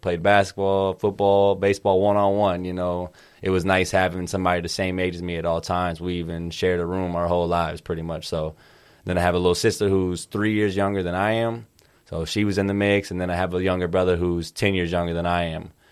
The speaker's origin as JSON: {"language": "English", "town": "Kansas City", "region": "Missouri", "country": "United States", "tie": "born or raised there", "said": "I grew up in Kansas City, Missouri and Kansas City, Kansas"}